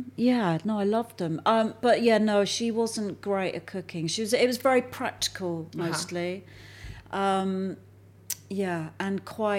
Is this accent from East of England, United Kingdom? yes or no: no; Alton, South East England, United Kingdom; born or raised there; also born or lived in Enfield, London / Bath